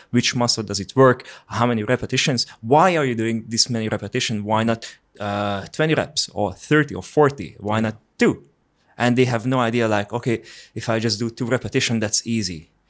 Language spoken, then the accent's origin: English; Hungary; English is a second language; moved away as an adult; also born or lived in Finland; I'm from Hungary